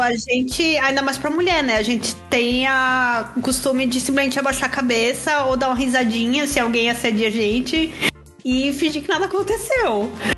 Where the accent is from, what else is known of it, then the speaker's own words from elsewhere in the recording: Maceió, Alagoas, Brazil; eu sou de Maceió, Lagoas